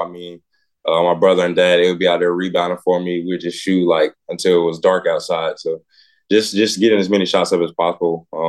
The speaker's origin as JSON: {"language": "English", "town": "Fairburn", "region": "Georgia", "country": "United States", "tie": "born or raised there", "also_born_or_lived": "Pasco, Washington / South Carolina / Ottawa, Tennessee", "said": "So I was born in Washington, Pasco, Washington, moved to South Carolina. That's where a majority of my family's from. Then we moved to Ottawa, Tennessee. It's probably like 30 minutes from Chattanooga. And then I moved to Atlanta, Fairburn."}